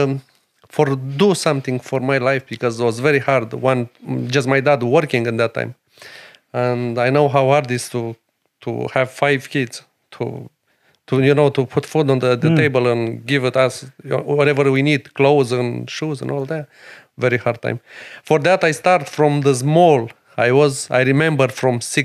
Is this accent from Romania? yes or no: yes; Romania; English is a second language; moved away as an adult; now in Ireland; I am from Romania.